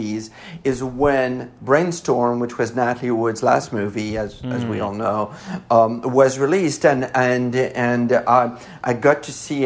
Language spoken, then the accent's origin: English; Paris, Île-de-France, France; accent: French; English is a second language; now in Los Angeles, United States; because I grew up in Paris